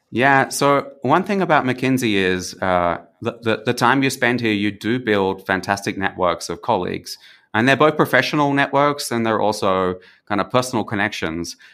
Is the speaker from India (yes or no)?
no; Australia; moved away as an adult; also born or lived in Germany / Mexico; now in San Jose, Costa Rica; growing up in Australia, we always are a little bit geographically isolated from the rest of the world